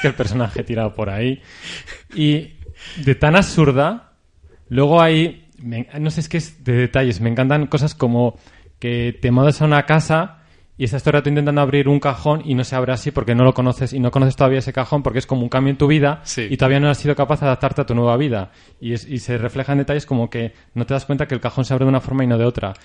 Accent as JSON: {"language": "Spanish", "country": "Spain", "said": "para vosotros nosotros somos gallegos"}